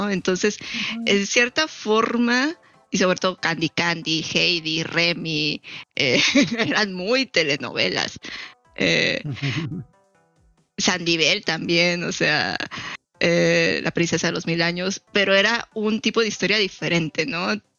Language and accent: Spanish; Mexico; siendo mexicano tienes muy, quieras o no, tienes muy arraigada esta cultura de las telenovelas.